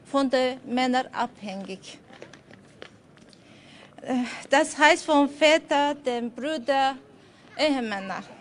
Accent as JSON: {"language": "German", "country": "Azerbaijan", "lives_now": "Austria", "said": "Ich komme aus Aserbaidschan. Ich bin seit sechs Jahren Asylwerberin in Österreich, gemeinsam mit drei Kindern und meinem Mann."}